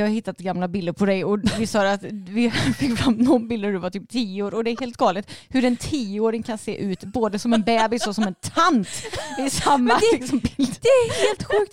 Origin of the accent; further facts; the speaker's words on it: Vara, Västra Götaland, Sweden; du och jag vi är ju uppvuxna i Vara, alltså i samhället.